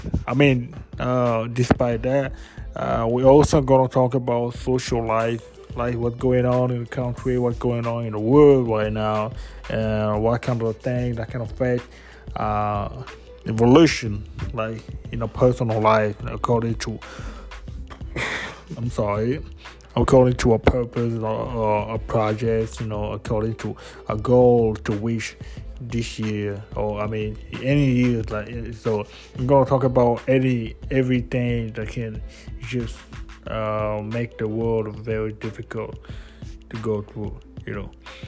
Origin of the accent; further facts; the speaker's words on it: DR Congo; English is a second language; moved away as an adult; now in Ottawa, Canada; I was born and raised in Congo, DRC